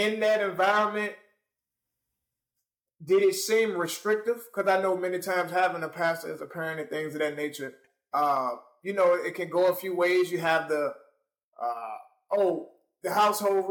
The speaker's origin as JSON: {"language": "English", "town": "Richmond", "region": "Virginia", "country": "United States", "said": "I am from Richmond, Virginia"}